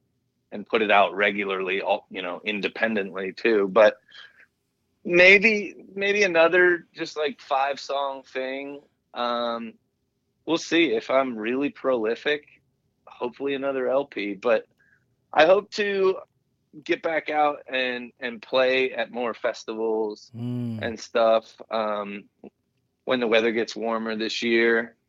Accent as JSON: {"language": "English", "region": "Pennsylvania", "country": "United States", "tie": "born there", "said": "You know, I was born in Pennsylvania"}